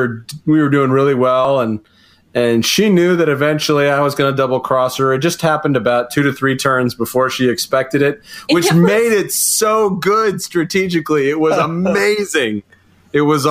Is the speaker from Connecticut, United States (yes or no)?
yes; Connecticut, United States; moved away; also born or lived in Colorado; I grew up in Connecticut, and then we met in Colorado, and we've lived in a lot of different places at this point.